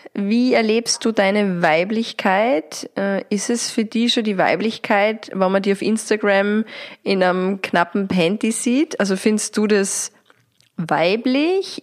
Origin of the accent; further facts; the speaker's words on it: Austria; da, wo wir daheim sind, Österreich